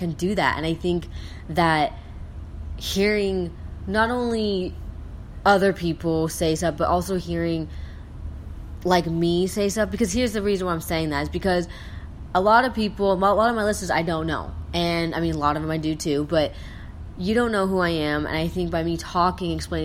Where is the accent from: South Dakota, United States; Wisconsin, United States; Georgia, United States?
South Dakota, United States; I'm from South Dakota